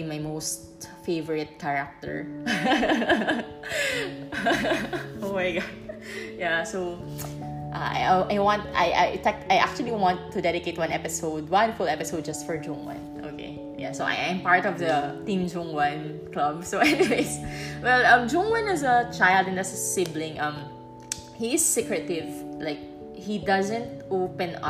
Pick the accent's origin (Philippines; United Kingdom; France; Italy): Philippines; moved away as an adult; I'm from the Philippines